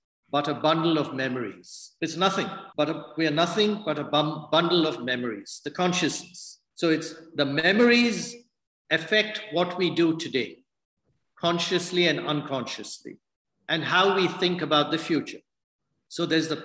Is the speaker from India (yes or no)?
yes; India; moved away; I'm from India